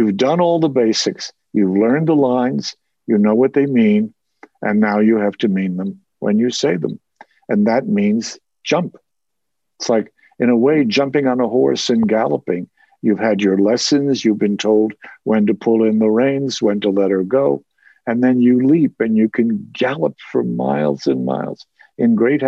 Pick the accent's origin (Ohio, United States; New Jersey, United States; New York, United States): New Jersey, United States; accent: Jersey; And I slowly began to imitate him and lose my Jersey accent.